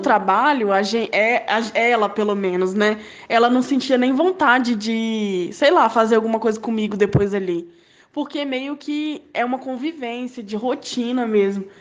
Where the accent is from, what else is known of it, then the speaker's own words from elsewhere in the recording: Aracruz, Espírito Santo, Brazil; moved away as an adult; also born or lived in Vitória; now in Vila Velha, Brazil; voltar para minha cidade natal, para casa da minha mãe, lá em Aracruz